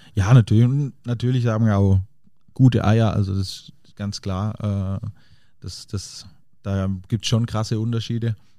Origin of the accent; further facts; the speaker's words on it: Diedelsheim, Baden-Württemberg, Germany; also born or lived in Paris; now in Munich, Germany; Diedelsheim, also der Ort, wo ich herkomme, ähm, wo, wo meine Eltern den, den Lankershof betreiben